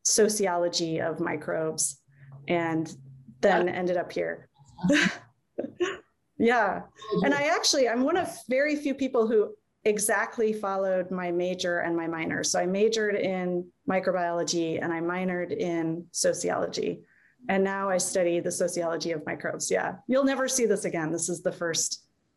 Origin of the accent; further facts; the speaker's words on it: Iowa City, Iowa, United States; I grew up in Iowa City